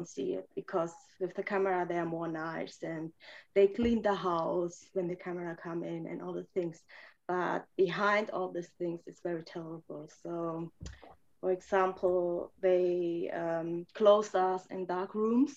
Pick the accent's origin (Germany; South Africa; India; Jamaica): Germany; English is a second language; also born or lived in Romania / Reading, United States; I was born in Romania and I grew up in Romania I was born in 88, so you can count how old I am. And I moved when I was 7.5 to Germany.